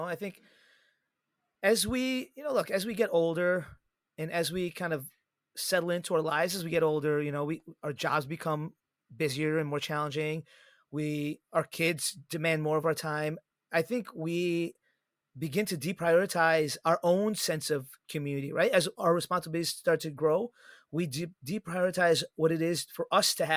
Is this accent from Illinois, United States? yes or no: yes; Chicago, Illinois, United States; my hometown Chicago Cubbies